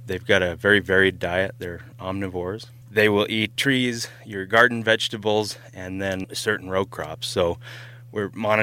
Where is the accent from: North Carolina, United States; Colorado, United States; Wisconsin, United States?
Colorado, United States; Colorado Springs; also born or lived in Torrington, Wyoming; now in Casper, United States; I'm not originally from Colorado Springs